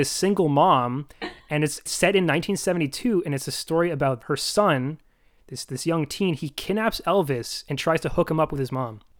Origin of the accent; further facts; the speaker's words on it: Ontario, Canada; now in Vancouver, Canada; I currently live in Vancouver. I'm from Ontario.